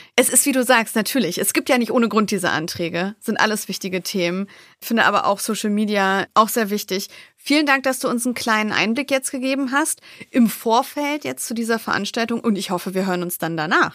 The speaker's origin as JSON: {"language": "German", "town": "Wolfsburg", "region": "Lower Saxony", "country": "Germany", "said": "ich bin aus Wolfsburg"}